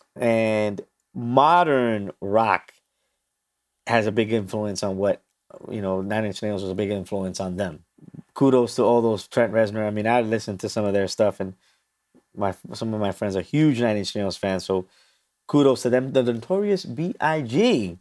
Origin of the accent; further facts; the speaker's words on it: New York City, New York, United States; I'm from New York City